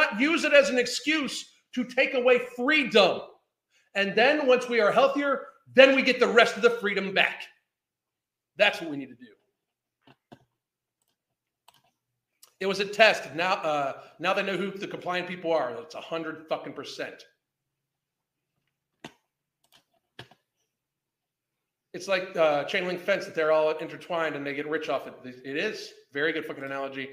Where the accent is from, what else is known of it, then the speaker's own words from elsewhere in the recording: United States; I'm American